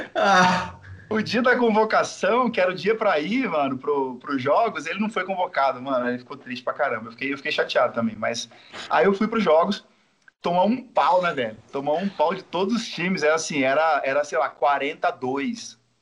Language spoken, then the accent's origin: Portuguese; Bataiporã, Mato Grosso do Sul, Brazil; moved away; also born or lived in Maringá; eu vim de lá, da minha cidade natal, Bataiporã, 10 mil habitantes